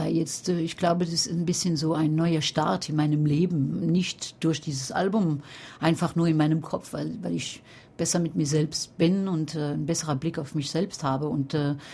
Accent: France; now in Paris, France; Ich bin Französin, ja, wohne in Paris, aber Pariserin nein.

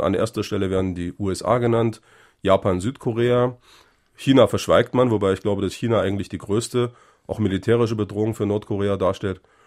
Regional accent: Germany; Ich bin in der DDR geboren, für mich war die Bundesrepublik immer Ausland

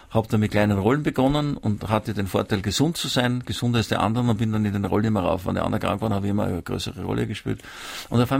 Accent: Vienna, Austria; Ich bin in Wien aufgewachsen.

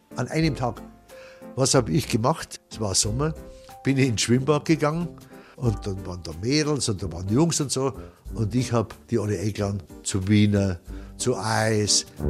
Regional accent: Rottal, Bavaria, Germany; weil ich da aufgewachsen bin im Rottal, habe die Leute gekannt

